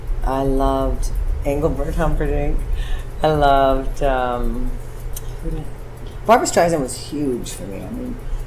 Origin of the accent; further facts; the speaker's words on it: Dawson Creek, British Columbia, Canada; also born or lived in Vancouver, Canada; I'm originally from British Columbia, Canada, and we moved a lot. So the most significant town was Dawson Creek